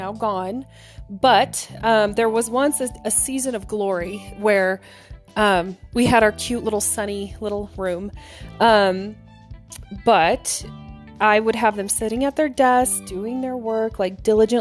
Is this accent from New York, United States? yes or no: no; Oklahoma, United States; moved away; I'm originally from Oklahoma